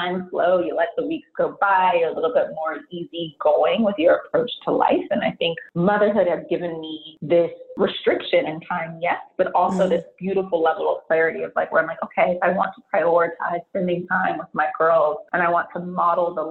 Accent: San Francisco Bay Area, California, United States; born and raised in the San Francisco Bay Area

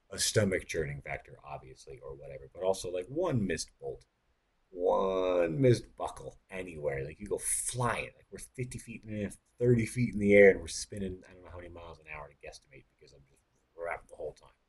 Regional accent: Texas, United States; And I said, "No, I'm from Texas."

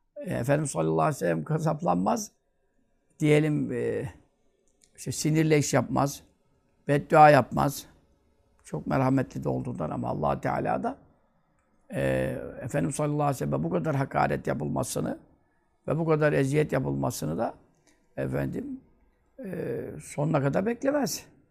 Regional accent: Turkey; Ben Türk'üm

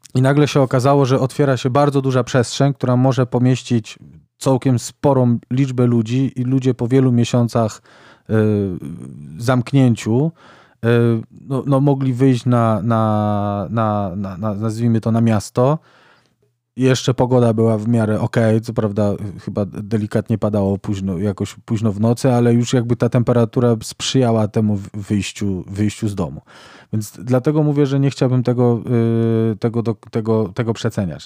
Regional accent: Kraków, Lesser Poland, Poland; u nas w Krakowie

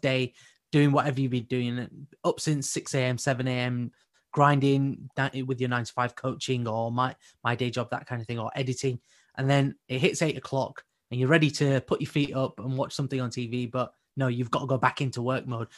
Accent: United Kingdom; our community as British Asians

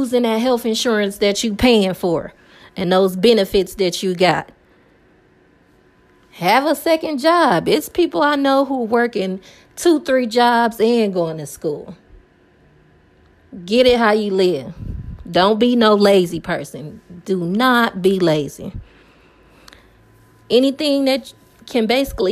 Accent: Milwaukee, Wisconsin, United States; I live in Milwaukee, Wisconsin

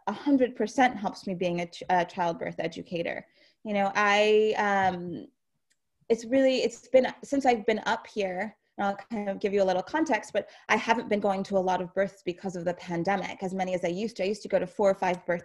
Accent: New York City, New York, United States; moved away as an adult; now in upstate New York, United States; I grew up in New York City

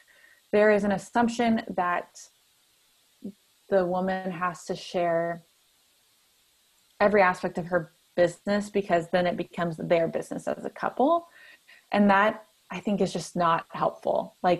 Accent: the Bible Belt, United States; I mentioned I grew up in the Bible Belt and I'm a woman

